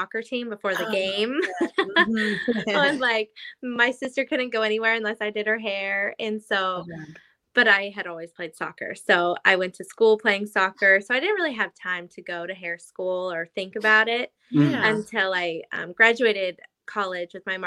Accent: Idaho, United States; moved away as an adult; also born or lived in Los Angeles, United States; now in Nashville, United States; I grew up in Idaho

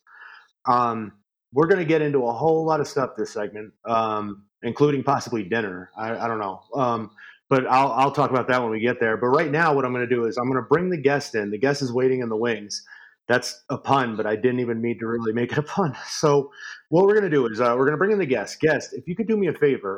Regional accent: Albany, New York, United States; I grew up in upstate New York. And right around Albany area

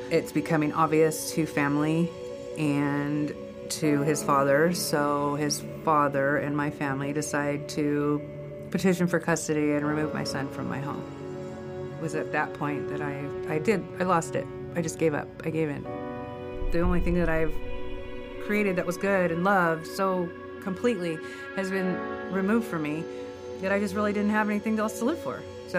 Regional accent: California, United States; I grew up in the Inland Empire and up the Central Coast.

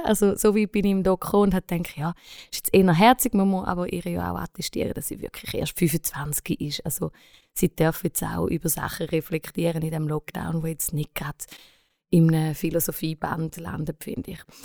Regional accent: Switzerland; als Schweizer

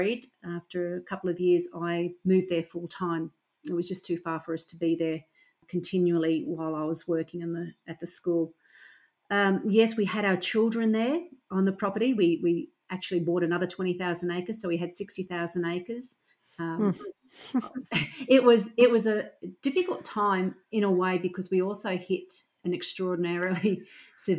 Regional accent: Toowoomba, Queensland, Australia; I grew up in a large rural town, or not even rural town, okay, so regional town called Toowoomba, or city called Toowoomba

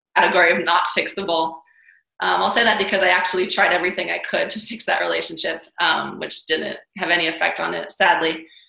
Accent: New York City, New York, United States; moved away; also born or lived in Hawaii; I'm from New York City. I trained in ballet, went to School of American Ballet for many years

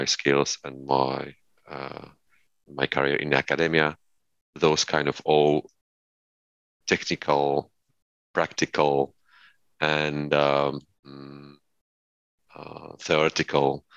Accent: Poland; moved away; I'm from Poland. When I was in primary school

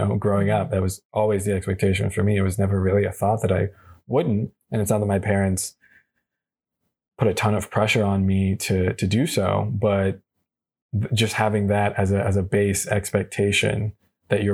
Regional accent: United States; being an American

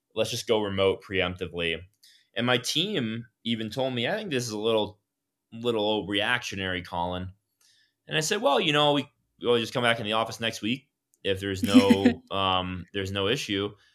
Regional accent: Miami, Florida, United States; I'm from South Florida, from Miami

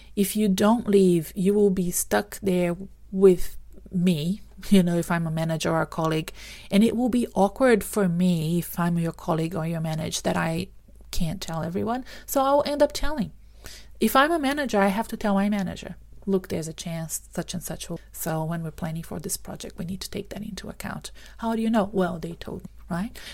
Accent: Brazil; moved away as an adult; now in Australia; I'm from Brazil originally

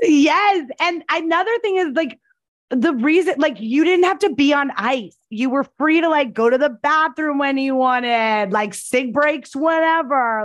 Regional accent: New Jersey, United States; I was born in New Jersey.

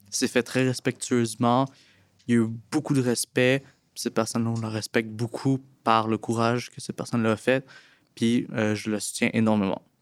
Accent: Laurentides, Quebec, Canada; j'ai 17 ans, je viens de, des Laurentides

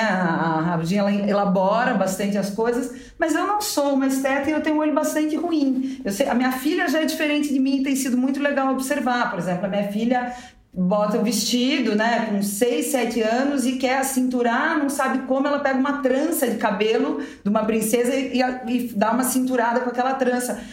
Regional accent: South Region, Brazil; moved away as an adult; now in São Paulo, Brazil; numa família tradicional, né, da onde eu vim, lá do sul do Brasil

